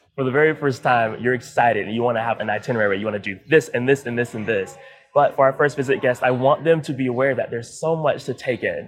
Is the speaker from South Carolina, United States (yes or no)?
yes; Columbia, South Carolina, United States; moved away as an adult; now in Florida, United States; I'm from Columbia, South Carolina.